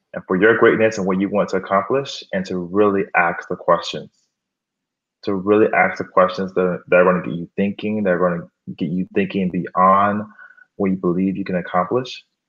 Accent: Miami, Florida, United States; moved away as an adult; also born or lived in Gainesville, Florida / Harlem, New York City; now in New York City, United States; I'm actually from Miami, Florida

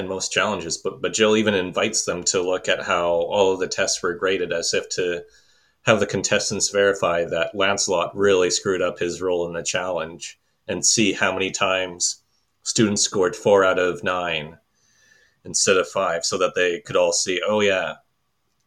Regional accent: Belgium; I'm from Belgium.

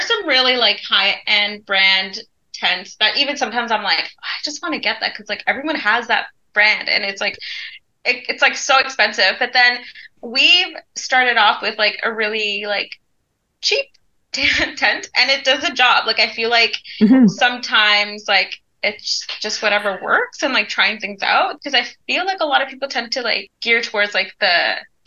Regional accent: Ontario, Canada; moved away; we were born in Ontario

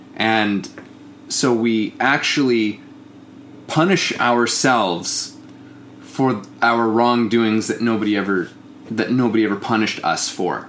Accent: Canada; I'm Canadian

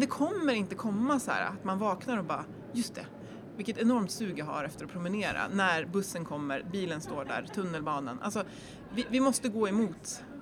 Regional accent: Järfälla, Stockholm County, Sweden; now in Jämtland, Sweden; Jag är uppväxt i Jakobsberg

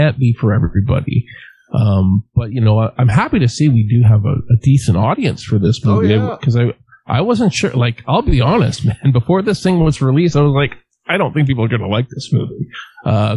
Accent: Western Canada, Canada; I'm from Western Canada

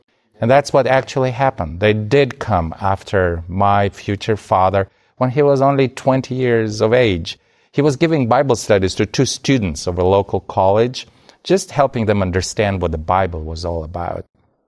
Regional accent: Kazakhstan; born there; also born or lived in Soviet Union; I was born in the Soviet Union, which, as you mentioned, does not exist anymore. My father was secretly operating as a pastor in Kazakhstan.

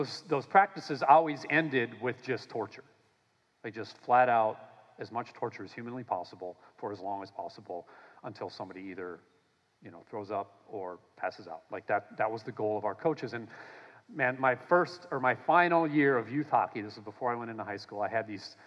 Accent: Minnesota, United States; I grew up in Minnesota

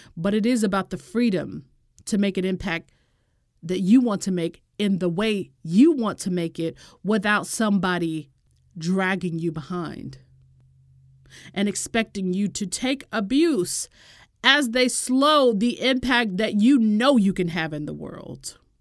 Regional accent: United States; I'm an American

